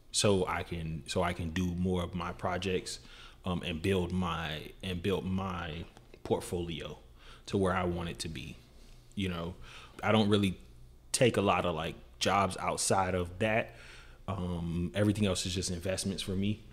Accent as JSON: {"language": "English", "town": "Miami", "region": "Florida", "country": "United States", "tie": "born or raised there", "said": "growing up in Miami, you deal with like I mean, you deal with all type of stuff."}